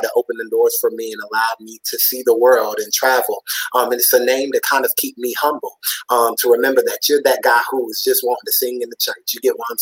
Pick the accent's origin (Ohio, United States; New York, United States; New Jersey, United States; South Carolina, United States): South Carolina, United States; Pelzer; also born or lived in Anderson, South Carolina; my hometown is Pelzer, South Carolina